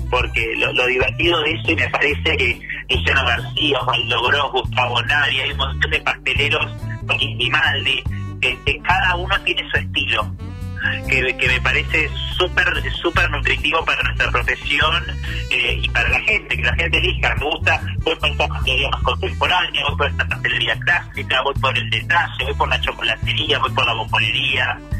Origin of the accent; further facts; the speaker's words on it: Dolores, Buenos Aires Province, Argentina; now in Buenos Aires, Argentina; yo soy de Dolores de Provincia de Buenos Aires, que que llegué a Buenos Aires con una mochila